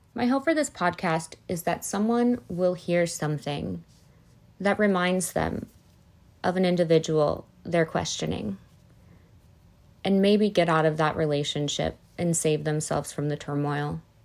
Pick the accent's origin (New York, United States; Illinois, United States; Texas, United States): Illinois, United States; Northwest suburbs of; also born or lived in Arizona; I grew up in the Northwest suburbs of Illinois.